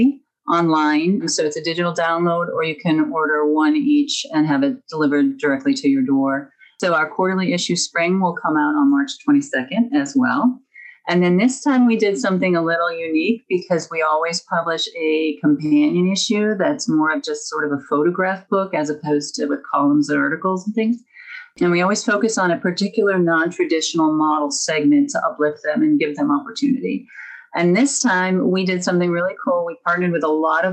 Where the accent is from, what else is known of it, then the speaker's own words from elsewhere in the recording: Midwest, United States; I'm from the Midwest